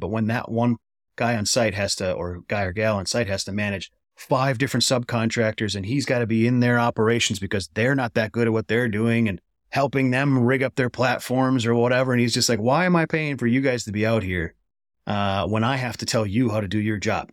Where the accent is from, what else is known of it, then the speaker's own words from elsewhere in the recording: Wisconsin, United States; my home state of Wisconsin